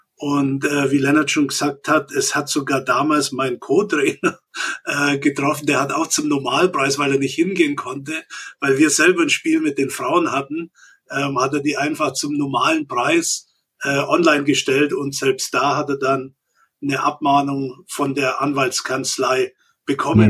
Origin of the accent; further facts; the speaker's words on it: Augsburg, Bavaria, Germany; als Augsburger mit einer Stuttgarter Frau